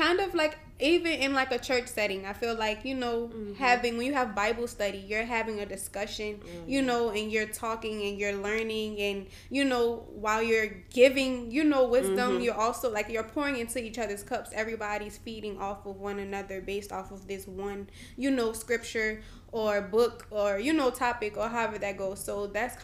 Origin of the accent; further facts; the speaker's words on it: New Orleans, Louisiana, United States; I'm from New Orleans, Louisiana.